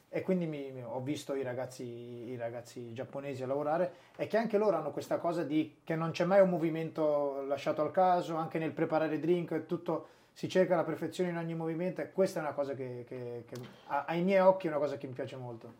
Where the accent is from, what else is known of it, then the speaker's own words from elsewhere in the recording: Sassuolo, Emilia-Romagna, Italy; moved away as an adult; also born or lived in Brescia; io sono nato e, e cresciuto a Sassuolo, vicino a Modena